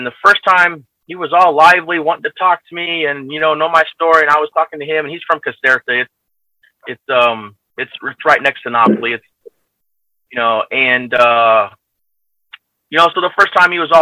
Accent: United States; moved away as an adult; also born or lived in California / Naples, Italy; now in Italy; I'm an American

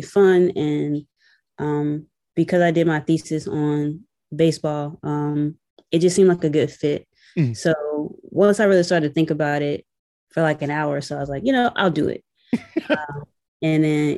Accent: North Carolina, United States; moved away as an adult; also born or lived in Raleigh, North Carolina; now in Georgia, United States; I'm originally from North Carolina, and I went to school in Raleigh

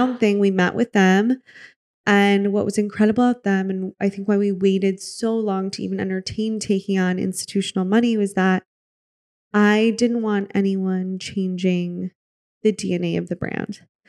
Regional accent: Midwest, United States; I'm from the Midwest. I spent so much time there. You know, I grew up there

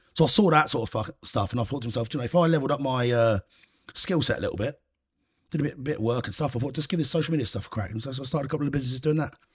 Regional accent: Cambridgeshire, Huntingdon area, East of England, United Kingdom; So I grew up in Cambridgeshire. Nice little village, good place, called, like, Round Huntingdon area

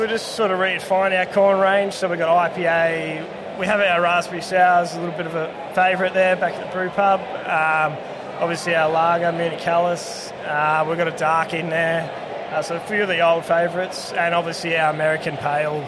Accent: near Swan Hill, Kerang, northern Victoria, Australia; I come from up up north country, a lot of lager drinkers there.

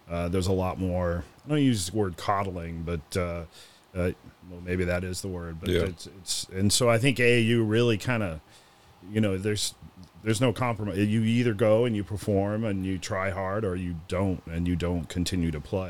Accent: Chicago, Illinois, United States; Yeah. Well, I grew up in Chicago. When Walter Payton, sweetness, played for the Bears. So became a Bears fan and became a Cubs fan.

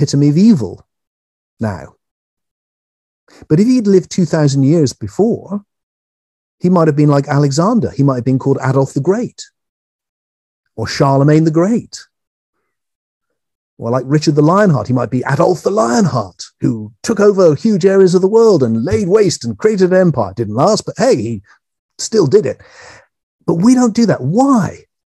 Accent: England, United Kingdom; I'm English

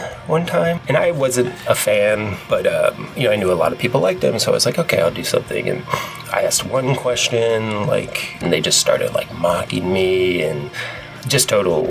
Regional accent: Cincinnati, Ohio, United States; I am from Cincinnati

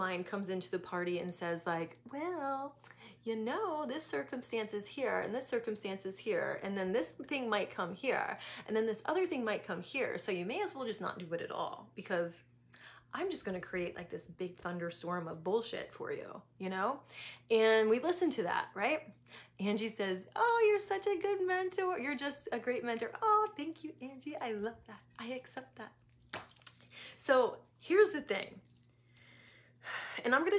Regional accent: East Coast, United States; moved away as an adult; also born or lived in San Diego / Atlanta; I grew up on the East Coast

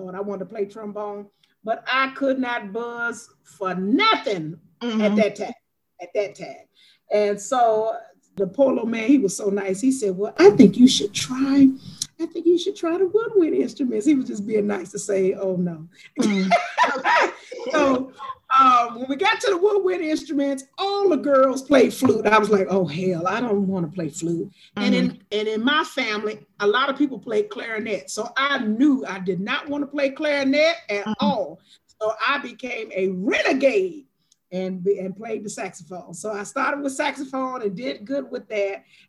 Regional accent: Anderson, Indiana, United States; born there; also born or lived in Gary, Indiana; I was born in Anderson, Indiana. I lived in Gary, Indiana.

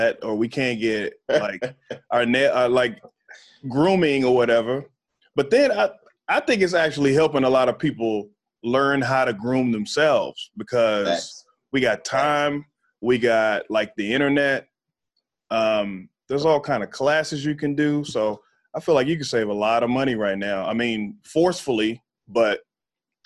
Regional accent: Texas, United States; accent: Texas; moved away as an adult; growing up in Texas

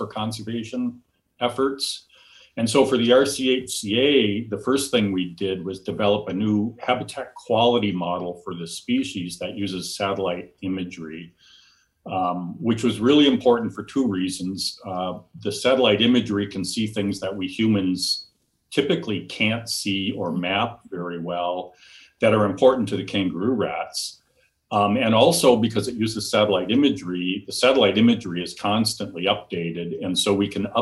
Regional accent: Wisconsin, United States; moved away as an adult; also born or lived in Tucson, Arizona; now in Southern California, United States; I grew up just fascinated by wild critters where I grew up in Wisconsin

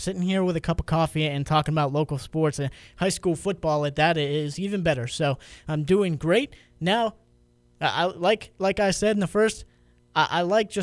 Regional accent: Pennsylvania, United States; now in Georgia, United States; I'm from Pennsylvania, big Penn State fan, but living down here in Georgia

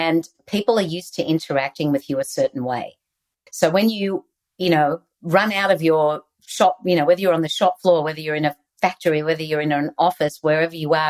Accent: Australia; accent: Aussie; moved away; I still have my Aussie accent

